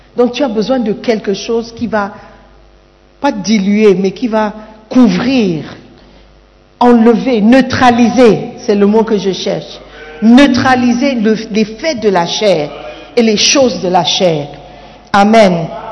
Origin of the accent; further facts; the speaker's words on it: Gabon; now in Ghana; Je suis Gabonais